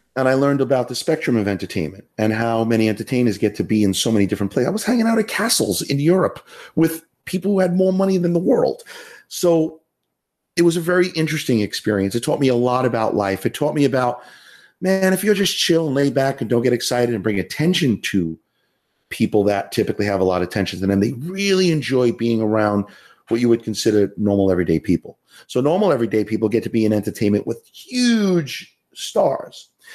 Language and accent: English; New York City, New York, United States; accent: Queens; moved away as an adult; also born or lived in Syosset, New York; growing up in Howard Beach